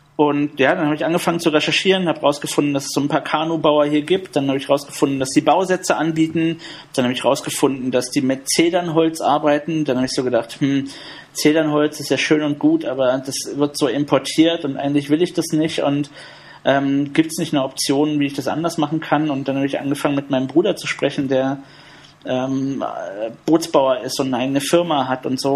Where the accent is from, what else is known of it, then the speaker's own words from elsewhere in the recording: Berlin, Germany; Ich bin im Südosten von Berlin aufgewachsen